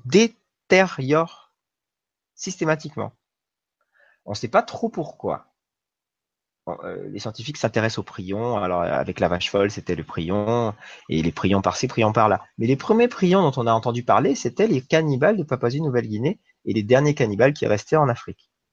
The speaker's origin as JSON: {"language": "French", "country": "New Caledonia", "tie": "born or raised there", "said": "j'ai grandi en Nouvelle-Calédonie"}